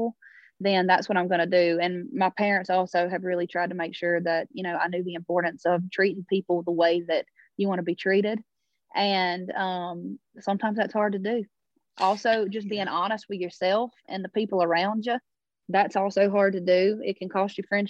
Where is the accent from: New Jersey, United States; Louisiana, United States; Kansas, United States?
Louisiana, United States; Baskin; moved away as an adult; now in Nashville, United States; We were headed home to Louisiana